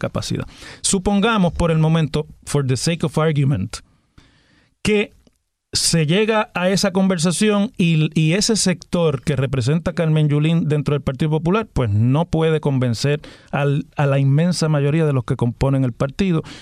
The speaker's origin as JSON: {"language": "Spanish", "country": "Puerto Rico", "said": "Somos puertorriqueños"}